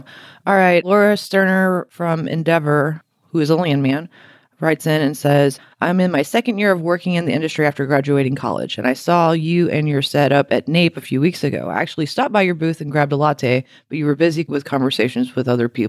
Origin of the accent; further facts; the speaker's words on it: Louisiana, United States; I think that's why I knew that.